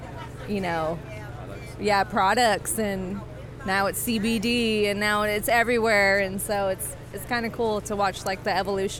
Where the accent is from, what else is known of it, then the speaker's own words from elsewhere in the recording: Houston, Texas, United States; I grew up here, and I was born and raised in Houston